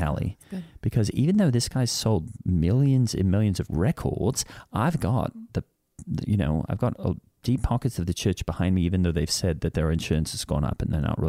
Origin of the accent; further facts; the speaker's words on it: Australia; I have no idea what that means because I'm from Australia and we don't really have lawsuits there.